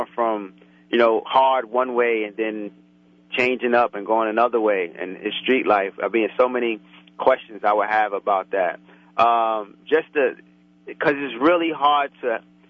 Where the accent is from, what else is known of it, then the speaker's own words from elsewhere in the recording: New York City, New York, United States; I grew up in Brooklyn, raised in Brooklyn, went to school in Brooklyn, college in Brooklyn.